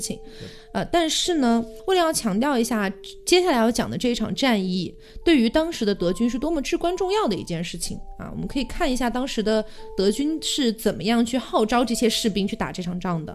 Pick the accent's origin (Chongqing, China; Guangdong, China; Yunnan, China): Chongqing, China; moved away; also born or lived in Connecticut, United States; 我的家乡半个重庆被感染了